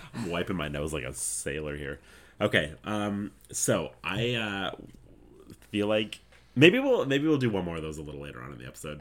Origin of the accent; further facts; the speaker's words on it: Canada; being Canadian